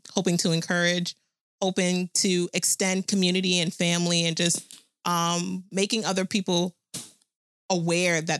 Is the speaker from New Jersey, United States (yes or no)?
yes; New Jersey, United States; I was born, raised, and still living in Jersey